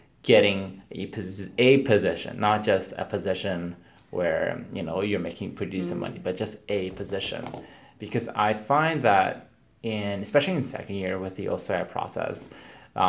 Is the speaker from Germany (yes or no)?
no; West Coast, Canada; now in Ontario, Canada; I'm from the West Coast originally